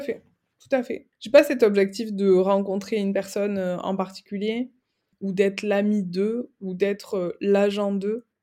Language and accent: French; Aveyron, Occitania, France; moved away as an adult; also born or lived in Toulouse / Dublin / Barcelona; now in Paris, France; je suis originaire du sud euh, de la France, de l'Aveyron, entre Toulouse et Montpellier